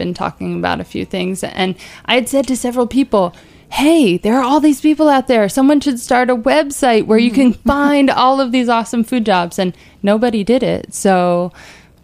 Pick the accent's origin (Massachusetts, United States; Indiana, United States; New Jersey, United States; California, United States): New Jersey, United States; Jersey Shore; I grew up on the Jersey Shore